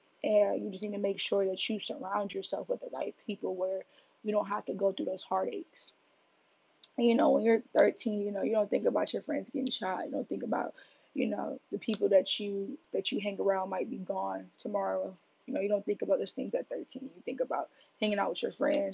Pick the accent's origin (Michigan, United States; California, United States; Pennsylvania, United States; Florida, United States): Michigan, United States; Detroit; now in New York City, United States; I'm from Detroit, Michigan. I was born and raised there.